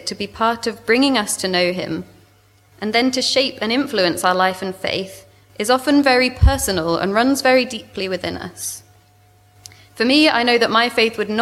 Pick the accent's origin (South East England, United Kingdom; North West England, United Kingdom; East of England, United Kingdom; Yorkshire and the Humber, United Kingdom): South East England, United Kingdom; moved away as an adult; now in Swansea, United Kingdom; You can probably tell from my accent, I'm originally from southeast England. I grew up near London.